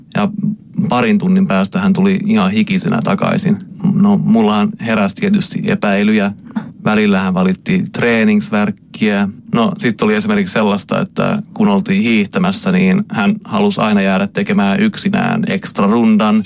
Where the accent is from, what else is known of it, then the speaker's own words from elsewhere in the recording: Stockholm, Stockholm County, Sweden; also born or lived in Jönköping, Sweden; mä oon Tukholmasta